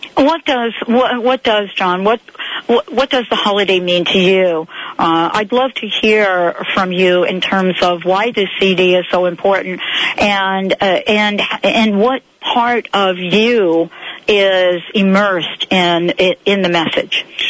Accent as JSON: {"language": "English", "town": "New York City", "region": "New York", "country": "United States", "tie": "born or raised there", "moved": "yes"}